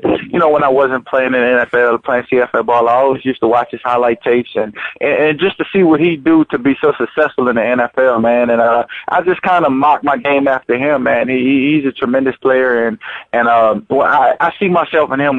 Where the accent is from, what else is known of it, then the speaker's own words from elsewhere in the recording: New Orleans, Louisiana, United States; my hometown team